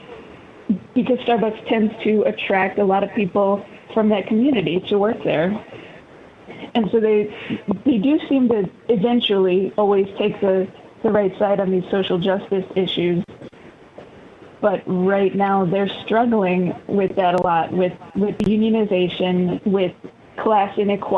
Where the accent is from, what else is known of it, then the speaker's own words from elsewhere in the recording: Chicago, Illinois, United States; moved away as an adult; also born or lived in Northern California; now in Eugene, United States; I grew up in Chicago. I lived there for 25 years.